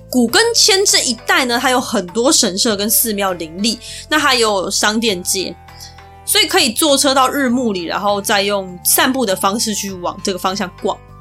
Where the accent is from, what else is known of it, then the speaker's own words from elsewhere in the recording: Taiwan; 所以我就尽量挑我们台湾人常去的那些地方